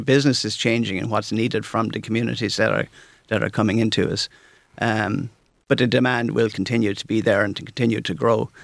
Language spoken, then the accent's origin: English; St Mullins, County Carlow, Ireland; I grew up in Saint Mullins, I think, as you probably know. It's a beautiful place in South Carlow.